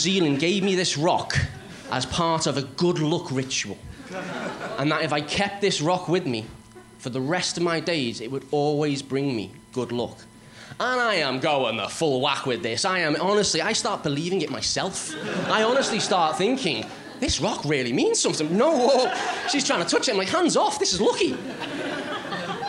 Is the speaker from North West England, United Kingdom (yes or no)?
yes; Liverpool, North West England, United Kingdom; I am from Liverpool, so I do apologise if you can't understand what I'm saying.